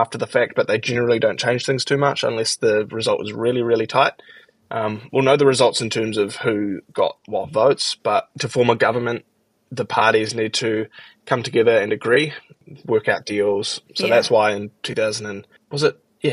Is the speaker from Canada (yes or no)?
no; New Zealand; as a New Zealander